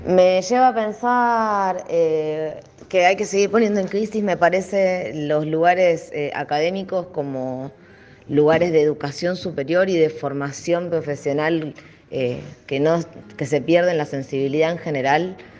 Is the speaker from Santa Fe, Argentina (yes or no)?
yes; Rosario, Santa Fe, Argentina; soy de Rosario, Santa Fe.